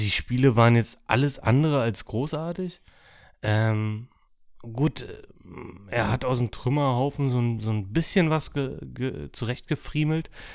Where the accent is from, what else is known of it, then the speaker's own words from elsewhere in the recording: Dortmund, North Rhine-Westphalia, Germany; muss ich als Dortmunder sagen